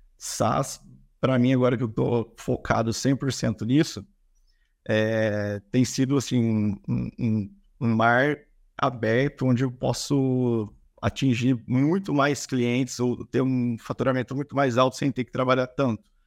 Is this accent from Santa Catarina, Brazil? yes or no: no; Campinas, São Paulo, Brazil; com 19 eu trabalhei no e-commerce aqui na minha cidade, sou de Campinas